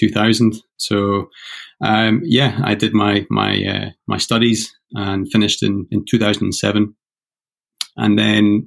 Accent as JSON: {"language": "English", "region": "Scotland", "country": "United Kingdom", "moved": "yes", "said": "I'm originally from Scotland."}